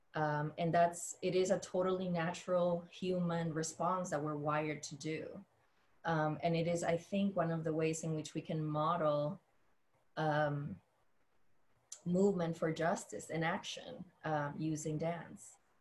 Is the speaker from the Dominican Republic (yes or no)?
yes; Dominican Republic; moved away; I grew up in the Dominican Republic.